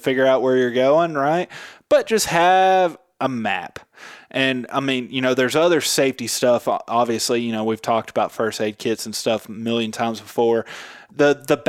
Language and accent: English; Memphis, Tennessee, United States; I'm from Memphis, Tennessee